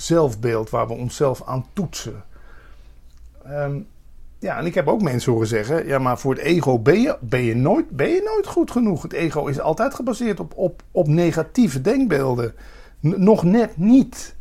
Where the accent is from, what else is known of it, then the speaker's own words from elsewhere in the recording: Limburg, Netherlands; waar ik vandaan kom is ook het o, eh, het begrip avondontbijt geïntroduceerd